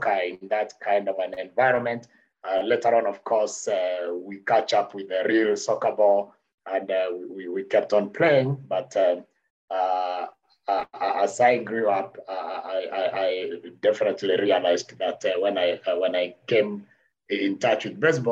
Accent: Kenya; I'm born and bred in Kenya, in the Mount Kenya region.

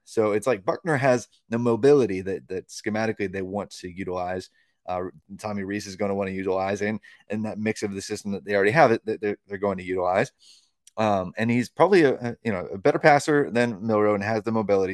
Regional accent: Tennessee, United States; my home state of Tennessee

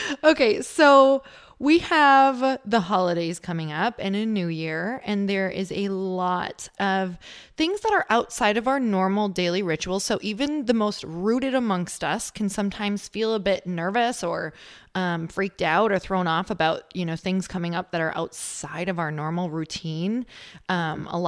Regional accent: Midwest, United States; now in California, United States; I'm from the Midwest, so I live in California now

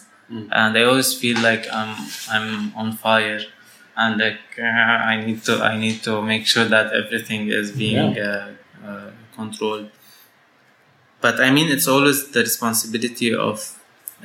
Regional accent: Syria; moved away as an adult; now in Lebanon; So I was born in Syria, and I grew up in Syria, and I studied my first my secondary school in Syria

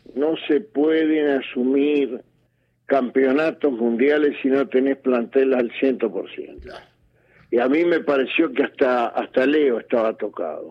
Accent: Argentina; como argentinos

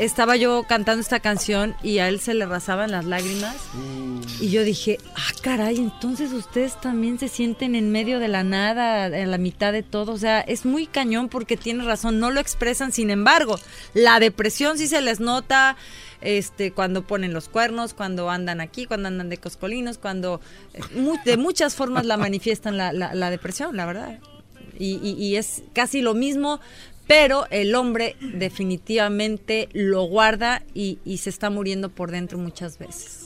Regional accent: Mexico; now in Los Angeles, United States; obviamente soy mexicana

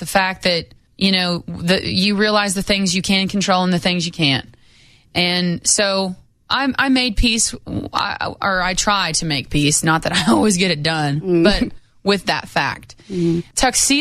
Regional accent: Lamar, Colorado, United States; I'm from Colorado, but I grew up 8 hours from Montrose

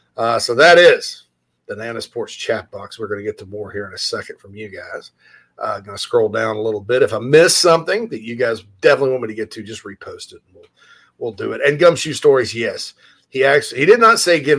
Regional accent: Spartanburg, South Carolina, United States; my hometown of Spartanburg, Daniel Morgan Avenue.

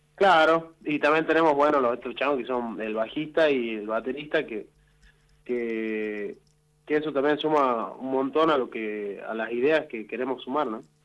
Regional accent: Salta, Argentina; nosotros en realidad somos de Salta

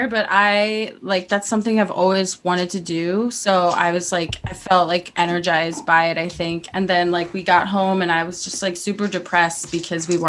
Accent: Salt Lake City, Utah, United States; Babs is from Salt. I'm Lake from City. Salt Lake, so I can confirm it is like another planet.

